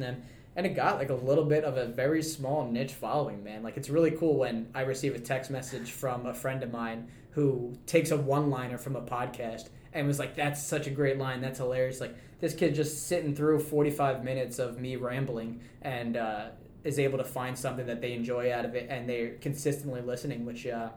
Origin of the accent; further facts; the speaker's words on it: New York City, New York, United States; moved away as an adult; now in Utica, United States; I'm originally from Staten Island, New York